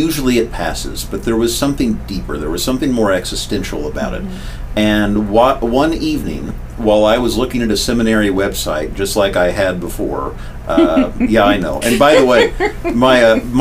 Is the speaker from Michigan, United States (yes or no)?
no; Wichita, Kansas, United States; moved away as an adult; I was in my hometown, which I loved dearly, in my Wichita, Kansas